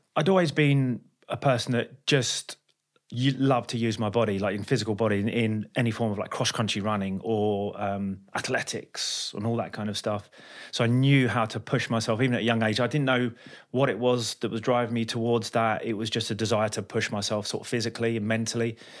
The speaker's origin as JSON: {"language": "English", "region": "London", "country": "United Kingdom", "said": "I'm from London."}